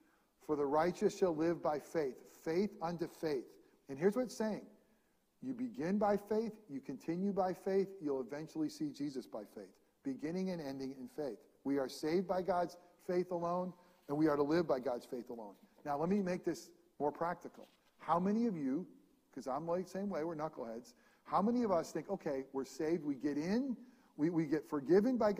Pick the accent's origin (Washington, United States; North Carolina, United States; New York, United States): New York, United States; upstate; moved away; also born or lived in New Jersey; I am from New York, but I'm a hick from New York. I'm way upstate.